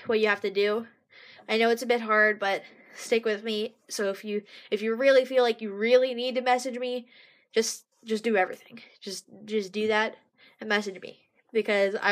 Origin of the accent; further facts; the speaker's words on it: Oklahoma, United States; my dad's family grew up in Oklahoma, and I'm growing up in Oklahoma.